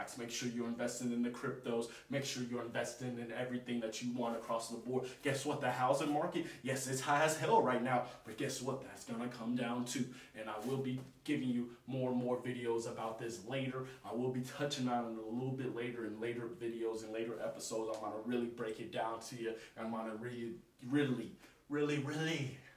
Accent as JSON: {"language": "English", "country": "United States", "said": "Us as American people"}